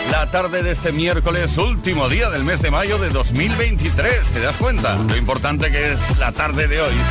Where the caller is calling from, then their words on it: Cartagena, Region of Murcia, Spain; de Cartagena.